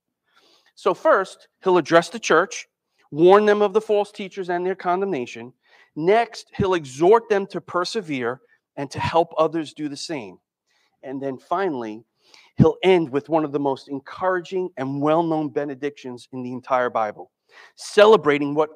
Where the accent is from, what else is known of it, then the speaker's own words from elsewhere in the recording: United States; we're English-speaking Americans